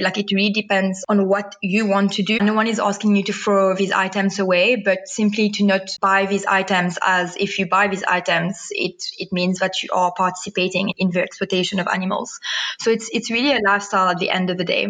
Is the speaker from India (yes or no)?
no; Mauritius; now in Cape Town, South Africa; I was born and raised in Mauritius in a very much non vegan family